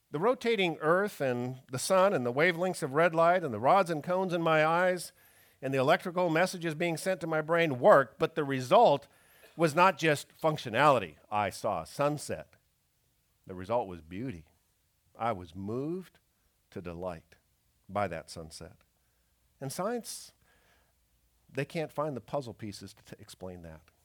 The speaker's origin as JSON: {"language": "English", "country": "Canada", "tie": "born or raised there", "moved": "yes", "said": "growing up in Canada"}